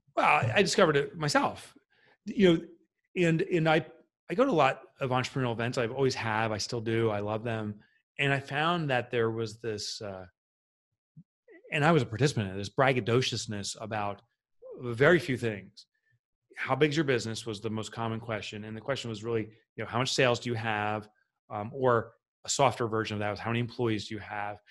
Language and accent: English; Boonton, New Jersey, United States; I grew up in a, town called Boonton, New Jersey.